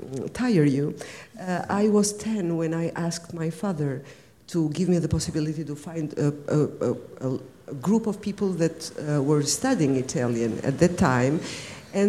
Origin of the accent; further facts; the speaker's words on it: Albania; first language Albanian; English is a second language; moved away as an adult; also born or lived in Italy; now in Switzerland; we are a very little country, from the Albanian language. I grew up under a communist dictatorship